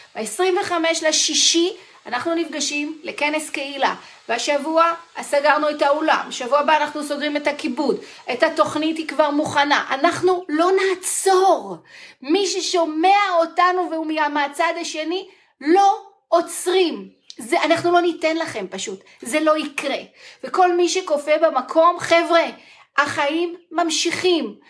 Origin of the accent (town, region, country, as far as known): Israel